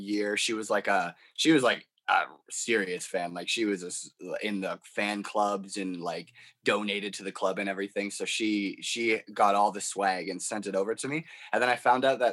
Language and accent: English; Canada; growing up in Canada